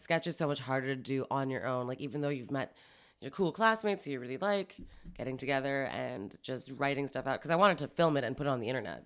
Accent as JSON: {"language": "English", "town": "Toronto", "region": "Ontario", "country": "Canada", "tie": "born or raised there", "also_born_or_lived": "Montreal", "said": "I was born in Montreal. I moved here when I was about seven or eight. here being Toronto"}